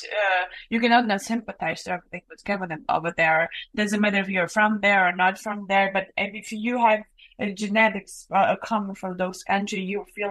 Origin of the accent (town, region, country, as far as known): Ukraine; English is a second language; moved away